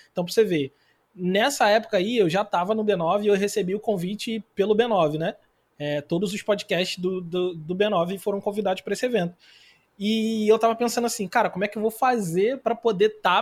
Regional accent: Rio de Janeiro, Brazil; accent: carioca; moved away as an adult; also born or lived in Rio Grande do Sul; now in Joinville, Brazil; sou carioca, como vocês deram para perceber pelo sotaque

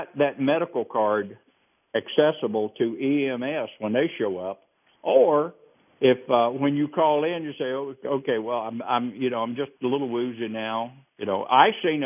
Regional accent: the South, United States; I'm from the South.

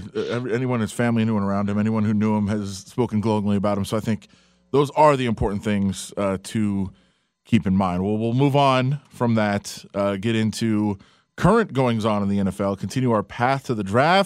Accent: Detroit, Michigan, United States; now in Las Vegas, United States; I'm from Detroit, now live in Vegas

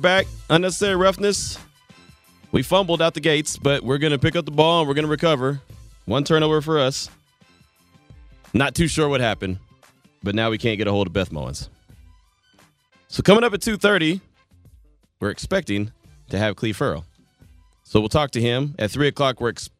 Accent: Santa Maria, California, United States; Coach began his coaching career in my hometown of Santa Maria, California, from my school, Allen Hancock College

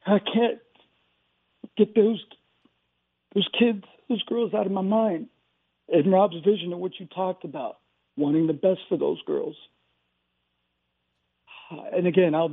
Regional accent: San Francisco, California, United States; I was from San Francisco.

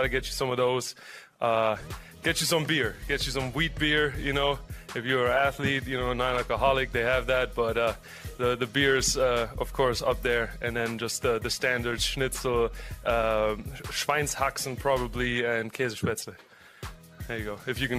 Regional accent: Baden-Württemberg, Germany; Bavaria is kind of the rival state to my home state, Baden-Württemberg

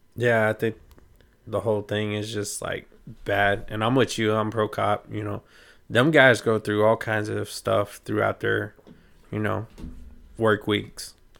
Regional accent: United States; I'm American

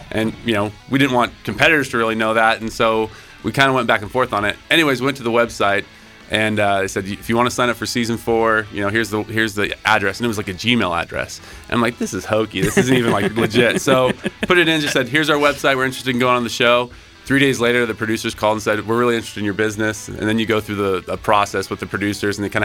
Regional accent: Idaho, United States; we grew up in Idaho.

